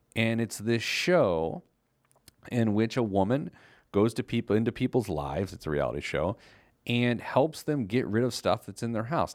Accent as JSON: {"language": "English", "town": "Indianapolis", "region": "Indiana", "country": "United States", "tie": "born or raised there", "said": "my hometown newspaper, the Indianapolis Star."}